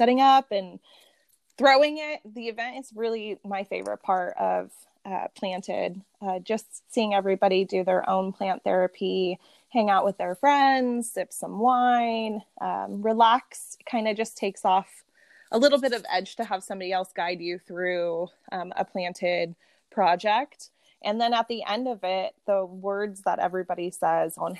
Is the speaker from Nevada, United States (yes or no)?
yes; Las Vegas, Nevada, United States; We were all born and raised here in Las Vegas.